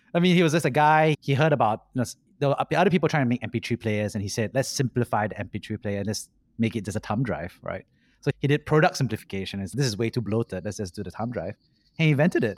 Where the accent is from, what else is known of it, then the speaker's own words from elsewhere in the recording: Singapore; Growing up in Singapore